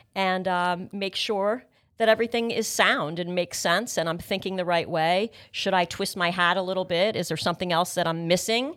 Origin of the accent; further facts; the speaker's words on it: North Brunswick, New Jersey, United States; also born or lived in Palm Beach Gardens, Florida; was born and raised in Middlesex County